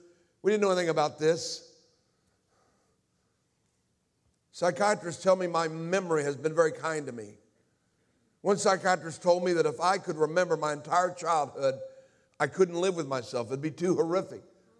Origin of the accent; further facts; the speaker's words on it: Indianapolis, Indiana, United States; born there; I was born in Indianapolis, Indiana. I was born into a home that from all outward appearances had everything.